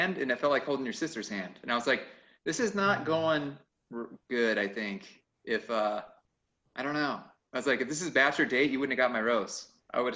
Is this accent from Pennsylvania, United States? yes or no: no; Peoria, Arizona, United States; we come from Phoenix, West Peoria. You know, me and Eric come from West Peoria, South Peoria